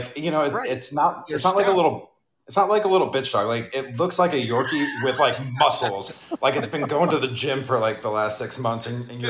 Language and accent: English; New York, United States; also born or lived in Brooklyn; being a New Yorker